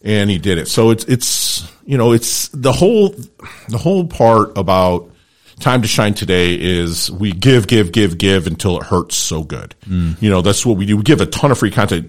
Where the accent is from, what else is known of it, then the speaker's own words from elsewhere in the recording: Detroit, Michigan, United States; also born or lived in Philippines; now in South Florida, United States; I grew up in Detroit